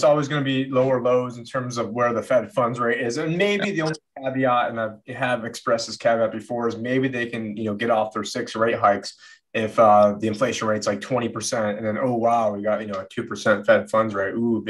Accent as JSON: {"language": "English", "region": "South Carolina", "country": "United States", "said": "And I'm from the South and from from South Carolina."}